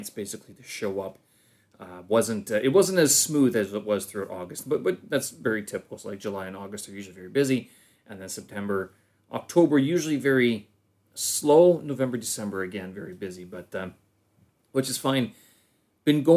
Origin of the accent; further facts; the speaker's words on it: Canada; moved away as an adult; now in Beijing, China; I'm a Canadian expat situated here in Beijing, China.